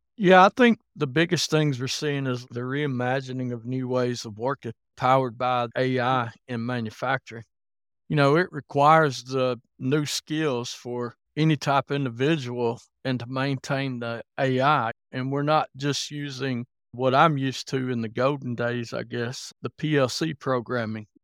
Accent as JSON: {"language": "English", "region": "Alabama", "country": "United States", "tie": "born or raised there", "moved": "yes", "lives_now": "Kentucky, United States", "said": "I live in Kentucky, but I was born and raised in Alabama, if you're wondering about my accent a little bit."}